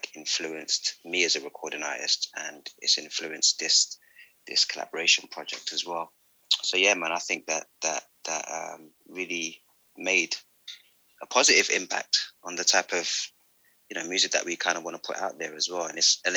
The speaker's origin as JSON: {"language": "English", "region": "London", "country": "United Kingdom", "moved": "yes", "said": "I'm originally from London."}